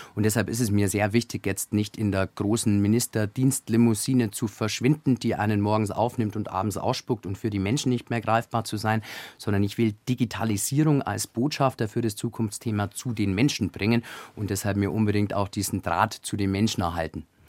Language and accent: German; Augsburg, Bavaria, Germany; aus der Bezirkshauptstadt Augsburg, aus meiner Heimat